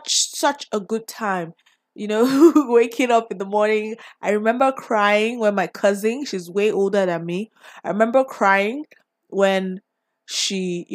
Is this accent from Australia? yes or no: no; Nigeria; So my favorite drink growing up in Nigeria.